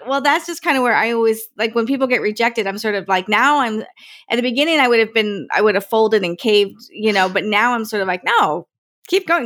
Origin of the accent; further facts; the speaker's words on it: Morris County, New Jersey, United States; moved away; I grew up in Morris